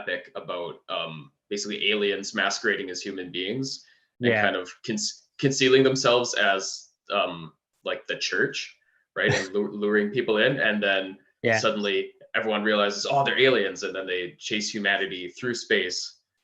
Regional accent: Canada; as a Canadian

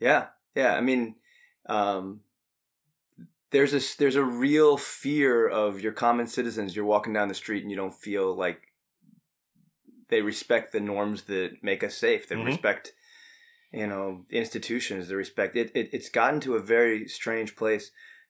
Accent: New York, United States; So I grew up in New York during the 90s, and those red colors, man, Michael killed us way too many times.

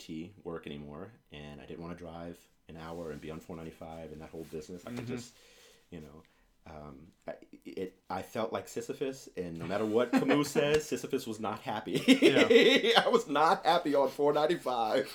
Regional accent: Houston, Texas, United States; also born or lived in New Orleans, Louisiana; now in Baltimore, United States; Born in New Orleans, grew up in Houston

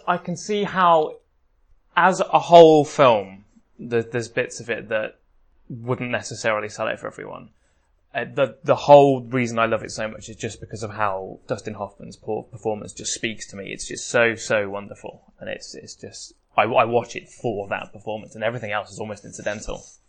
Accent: England, United Kingdom; we're English

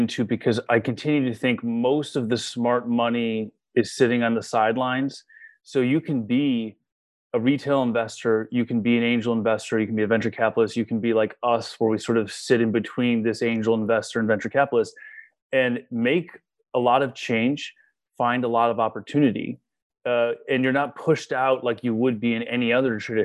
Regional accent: Chicago, Illinois, United States; growing up in Chicago, my brother and I had experimented with cannabis

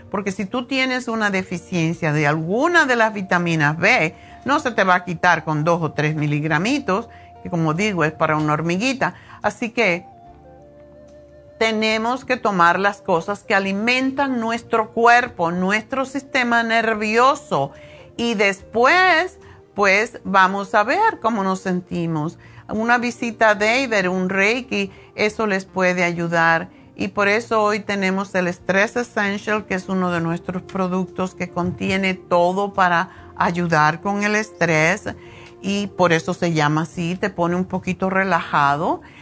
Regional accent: Cuba; moved away; Y estaban en eso cuando yo me fui de Cuba hace 100 años.

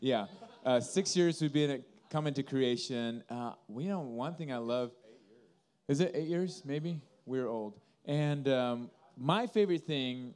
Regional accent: Indonesia; now in Sioux City, United States; we grew up in Indonesia

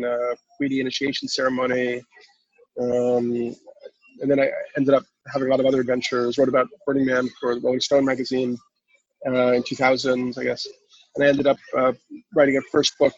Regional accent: New York City, New York, United States; I grew up in New York City

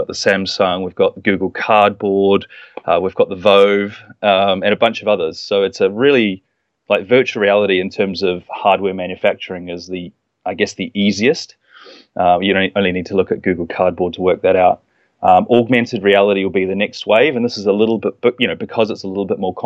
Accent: New Zealand; moved away as an adult; I'm from New Zealand, but I traveled over here and studied

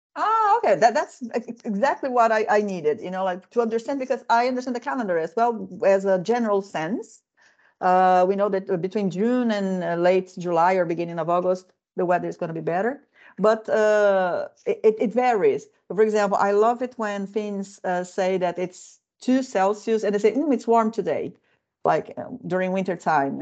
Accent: Midwest of Brazil, Central-West, Brazil; now in Finland; I come from the uh, Midwest of the country

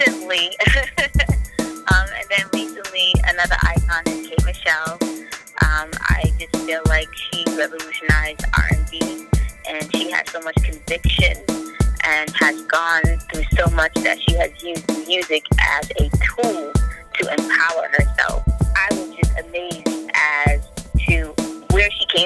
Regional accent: Boston, Massachusetts, United States; I was born here

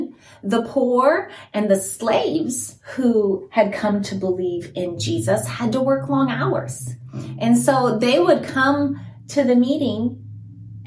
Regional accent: Guinea; moved away; I grew up in Guinea, West Africa

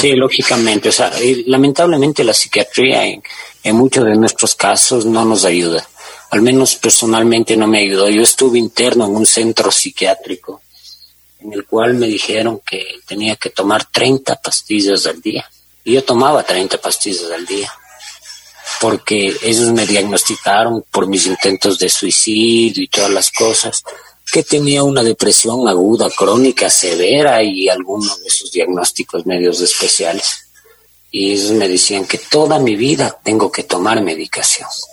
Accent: Guaranda, Bolívar, Ecuador; moved away as an adult; also born or lived in Quito; yo crecí en Guaranda

